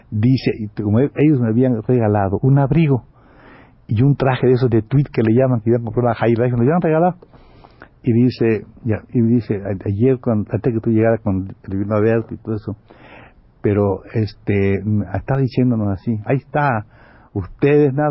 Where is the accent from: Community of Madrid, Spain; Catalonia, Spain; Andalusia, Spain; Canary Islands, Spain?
Andalusia, Spain; Málaga; Yo estoy hablando con este que sí es español y que lo ...vamos... Este, es mi paisano, somos